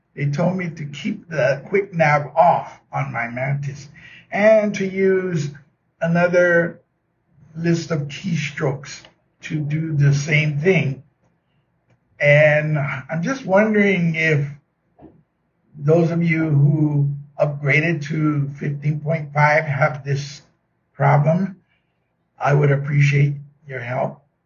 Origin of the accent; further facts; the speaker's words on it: Oahu, Hawaii, United States; I am from Oahu. That's the island of Oahu in the state of Hawaii.